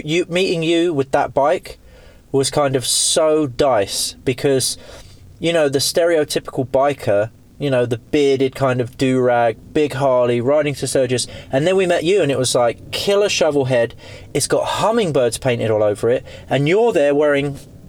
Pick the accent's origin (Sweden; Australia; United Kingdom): United Kingdom; England; we're from England